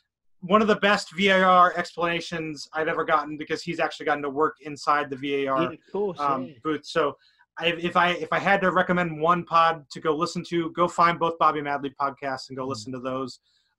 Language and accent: English; St. Louis, Missouri, United States; So I didn't get to see him play in my hometown, which was disappointing.